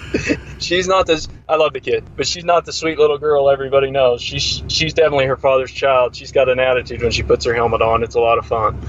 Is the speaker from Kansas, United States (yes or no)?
yes; Great Bend, Kansas, United States; also born or lived in Larned, Kansas; Central Kansas. I'm from Great Bend, actually. It's about 20 miles from Larned, but Larned's where I ended up after I got out of high school